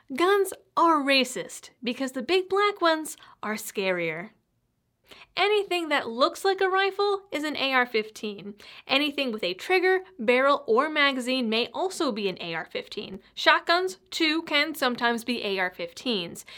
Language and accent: English; Massachusetts, United States; Growing up in Massachusetts